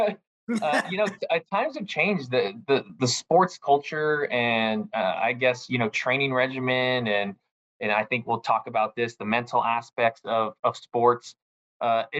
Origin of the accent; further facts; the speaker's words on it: Southern California, United States; moved away as an adult; also born or lived in Hawaii; I'm 33 years old, born in 1988, but I grew up in Southern California.